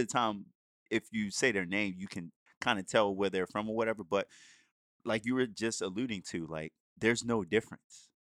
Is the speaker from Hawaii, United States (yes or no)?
no; Baltimore, Maryland, United States; I grew up in Baltimore City, the streets of Baltimore City, like in the hood